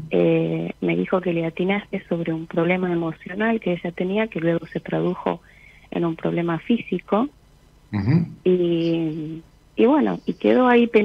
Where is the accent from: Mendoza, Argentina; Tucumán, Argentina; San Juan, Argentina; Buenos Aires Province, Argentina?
Tucumán, Argentina; San Miguel de Tucumán; De, San Miguel de Tucumán.